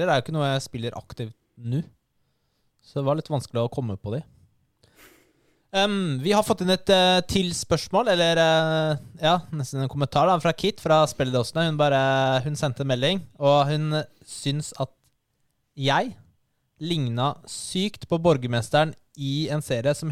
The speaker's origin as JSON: {"language": "Norwegian", "country": "Norway", "said": "Vi er, vi er nordmenn, da. Vi er nordmenn."}